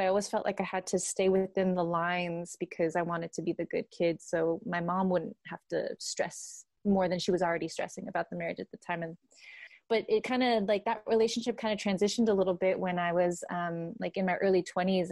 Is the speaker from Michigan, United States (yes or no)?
no; Santa Ana, California, United States; I grew up in Santa Ana, uh, California